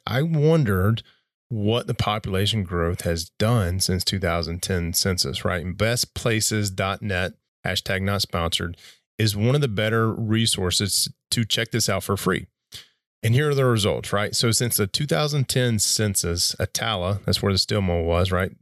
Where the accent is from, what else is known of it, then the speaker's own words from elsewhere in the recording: Glencoe, Alabama, United States; moved away; where I was born, where I grew up, and where I spent the better part of two decades is a small town in northeast Alabama called Glen Coates, Glen Coates, Alabama